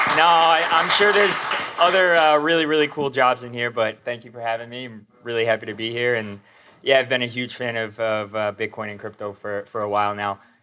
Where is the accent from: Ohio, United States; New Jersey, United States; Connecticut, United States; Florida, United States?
New Jersey, United States; moved away as an adult; also born or lived in North Carolina; now in Nashville, United States; I'm from New Jersey